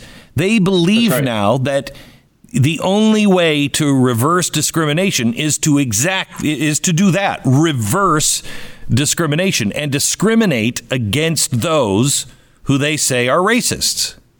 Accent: Pacific Northwest, United States; I grew up in the Pacific Northwest, so we didn't have the busing. We just didn't have that problem.

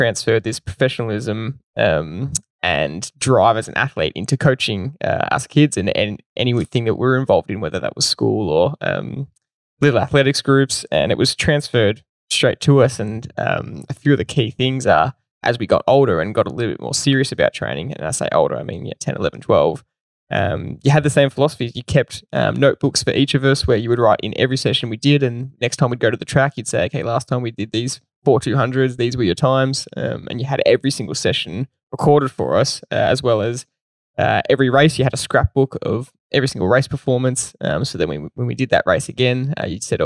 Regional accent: Belgrave, Victoria, Australia; we grew up in Belgrave

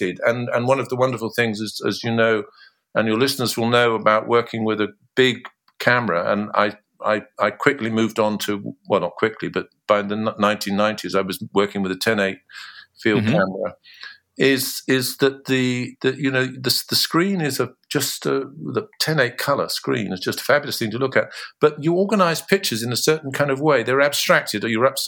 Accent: Bristol, South West England, United Kingdom; also born or lived in Cornwall; I grew up in Bristol

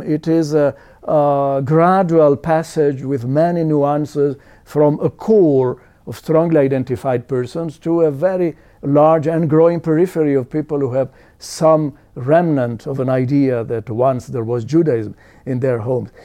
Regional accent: Italy; I was born in Italy.

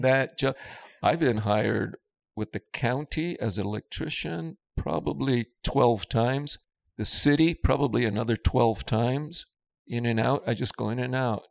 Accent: Los Angeles, California, United States; I grew up in East Los Angeles in the Boyle Heights area

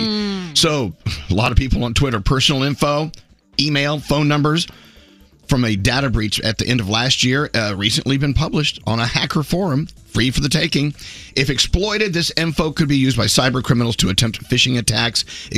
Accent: north of Dallas, Texas, United States; moved away; But you didn't grow up in Texas, where we had Christmas tamales.

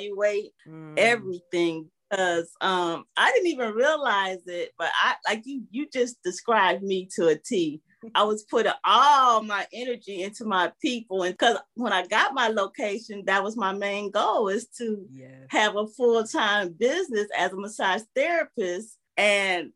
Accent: Detroit, Michigan, United States; I'm originally from Detroit

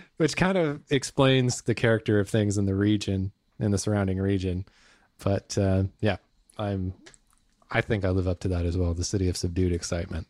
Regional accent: Bellingham, Washington, United States; moved away as an adult; in my hometown of Bellingham, Washington

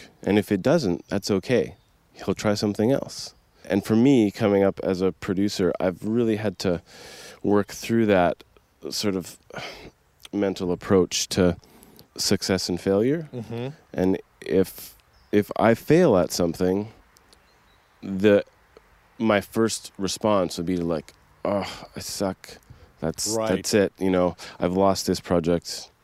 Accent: Coquitlam, British Columbia, Canada; I'm from Coquitlam, BC, Canada, just outside Vancouver

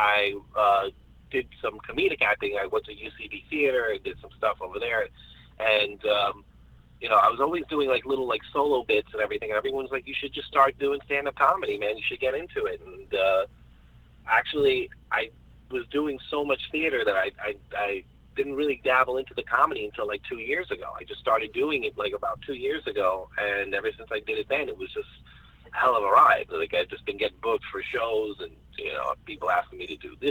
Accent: New York City, New York, United States; But I'm from Astoria, Queens. And Astoria, Queens is a great place to grow up

